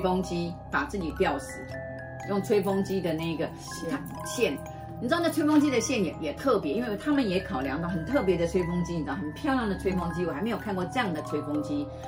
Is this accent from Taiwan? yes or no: yes; Taiwan; 我是台湾来的